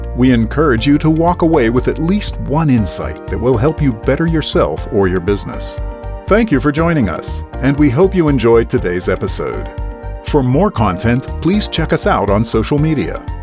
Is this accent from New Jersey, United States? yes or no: no; Kentucky, United States; I'm actually from Kentucky